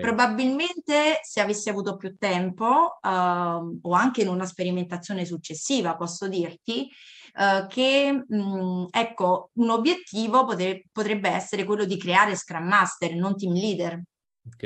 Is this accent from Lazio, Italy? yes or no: yes; Cassino, Lazio, Italy; also born or lived in California; now in Latina, Italy; vengo da Cassino, dalla provincia di Frosinone